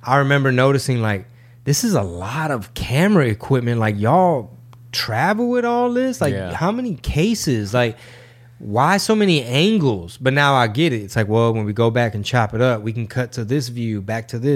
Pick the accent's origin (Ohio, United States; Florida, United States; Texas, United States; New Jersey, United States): Texas, United States; Houston; Houston Improv, my hometown